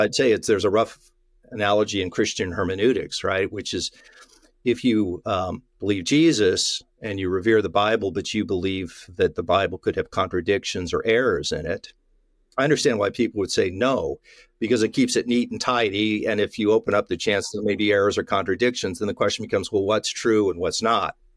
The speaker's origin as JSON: {"language": "English", "area": "Tri-Cities", "region": "Washington", "country": "United States", "tie": "born or raised there", "said": "my hometown newspaper, the Tri-City Herald"}